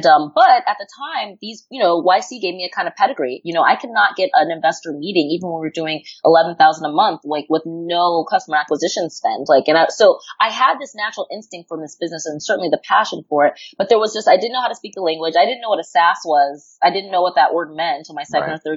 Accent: New York, United States; I'm from New York

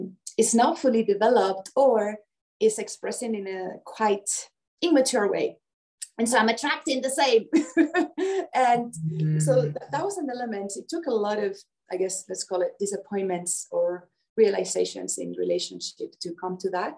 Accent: Spain; moved away as an adult; Well, I'm Spanish. I was born in Spain, but yeah, for the past 20 years, I've been all around the world

